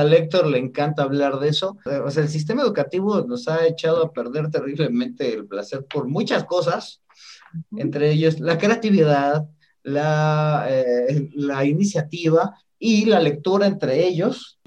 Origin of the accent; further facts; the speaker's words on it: Mexico; como mexicanos